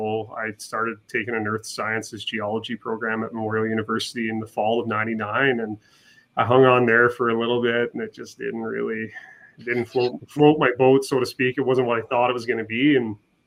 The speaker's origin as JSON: {"language": "English", "town": "Mount Pearl", "region": "Newfoundland and Labrador", "country": "Canada", "tie": "born or raised there", "moved": "as an adult", "lives_now": "Edmonton, Canada", "said": "I grew up basically in Newfoundland, so just outside of St. John's, a city called Mount Pearl"}